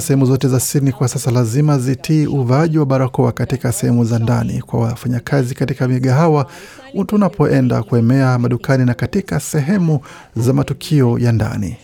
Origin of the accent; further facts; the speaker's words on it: South Kivu, DR Congo; now in Australia; Sisi ni Wakongomani, hatuko Wanyarwanda, tunasomea Kongo, tunatumika Kongo.